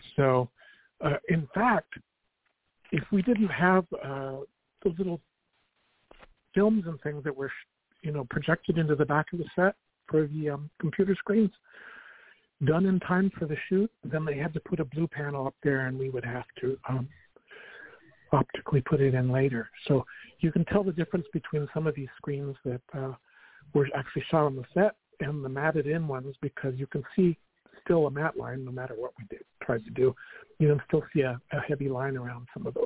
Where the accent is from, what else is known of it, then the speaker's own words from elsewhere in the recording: Albuquerque, New Mexico, United States; moved away as an adult; I went to Manzano High School